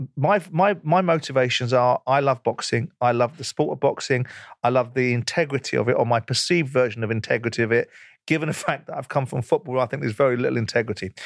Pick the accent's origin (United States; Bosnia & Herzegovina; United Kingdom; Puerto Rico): United Kingdom; as a Brit